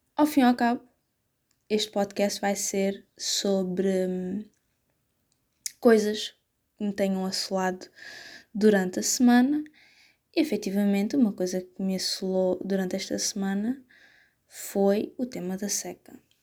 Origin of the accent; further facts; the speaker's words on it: Setúbal, Portugal; Eu não sou dessas zonas, eu sou de Setúbal.